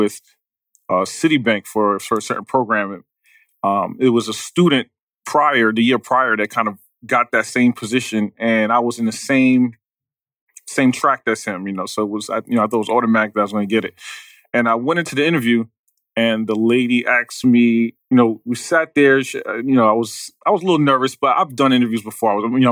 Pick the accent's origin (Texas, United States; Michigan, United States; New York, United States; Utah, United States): New York, United States; New York City; I'm from Queens.